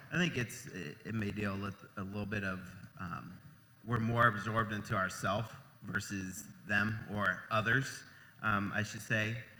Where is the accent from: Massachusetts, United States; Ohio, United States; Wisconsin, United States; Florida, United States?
Ohio, United States; moved away as an adult; I'm originally from Ohio